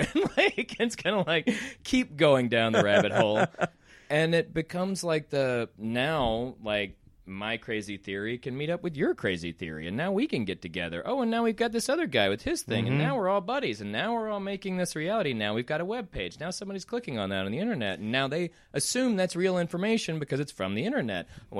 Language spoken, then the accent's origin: English; Deep South, United States; Like, mom and dad are from Mississippi. I grew up in the Deep South. I grew up in a small town.